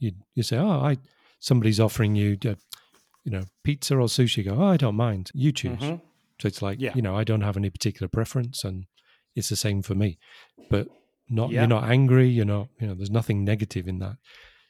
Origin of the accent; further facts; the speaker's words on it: England, United Kingdom; So I'm English, and as everybody knows, English people are obsessed with drinking tea.